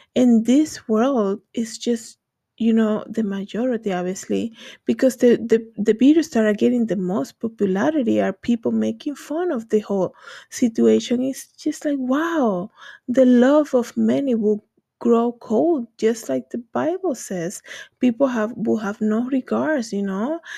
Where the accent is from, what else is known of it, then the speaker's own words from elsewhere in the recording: Dominican Republic; English is a second language; moved away; I'm from the Dominican Republic